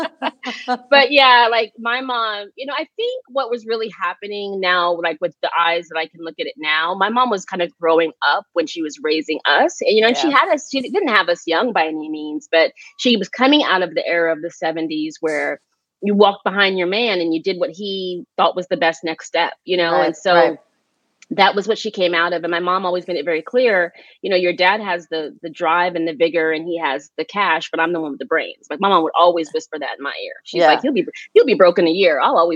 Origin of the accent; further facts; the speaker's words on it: Phoenix, Arizona, United States; moved away as an adult; also born or lived in New York / Jamaica; now in Brooklyn, United States; Grew up in Phoenix when they separated at a very young age and lived in Phoenix my entire life